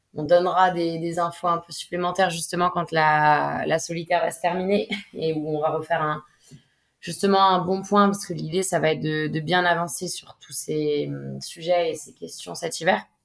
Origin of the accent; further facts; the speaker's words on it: Bay of Morlaix, Brittany, France; je suis originaire de la baie de Morlaix. c'est là où j'ai commencé à naviguer en optimisme